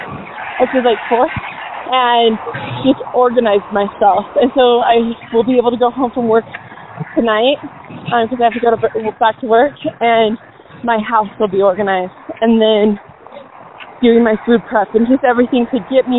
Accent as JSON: {"language": "English", "town": "Cottonwood Heights", "region": "Utah", "country": "United States", "tie": "born or raised there", "said": "I usually go to Cottonwood Heights for everything because that's home."}